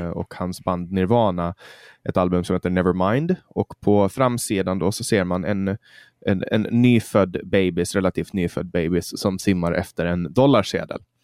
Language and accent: Swedish; Mariehamn, Åland Islands; min hemstad Mariehamn